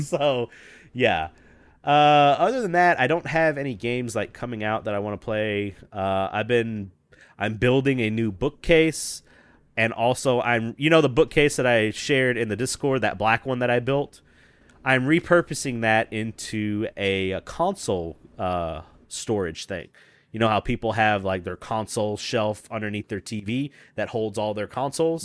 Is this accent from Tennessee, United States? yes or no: yes; Memphis, Tennessee, United States; I come from Memphis, which is, like, blues and rock and all that stuff